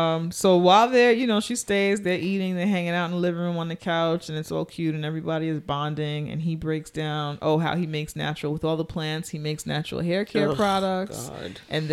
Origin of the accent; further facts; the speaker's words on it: New York City, New York, United States; we are New Yorkers